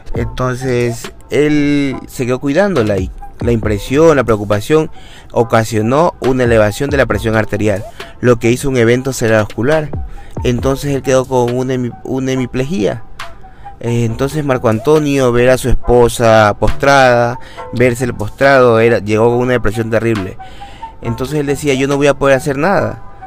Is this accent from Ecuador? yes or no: yes; Ecuador; Como ecuatoriano que soy